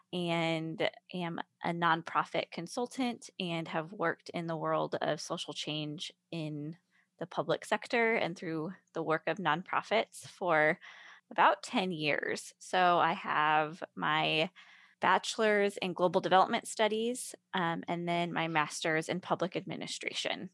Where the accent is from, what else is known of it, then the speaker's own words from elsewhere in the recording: Carmel, California, United States; moved away as an adult; also born or lived in Seattle, Washington; now in Nashville, United States; I come from the Carmel Monterey area, which is about two hours south of San Francisco